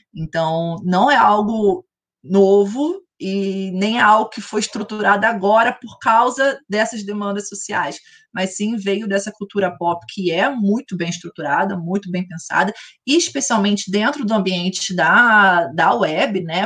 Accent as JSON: {"language": "Portuguese", "country": "Brazil", "said": "como brasileiros"}